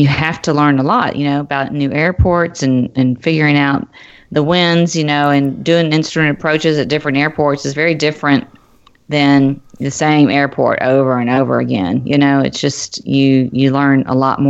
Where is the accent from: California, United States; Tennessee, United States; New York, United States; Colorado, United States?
Tennessee, United States; Nashville; now in Cincinnati, United States; I live in Cincinnati, but my family lives in Nashville. I'm from Nashville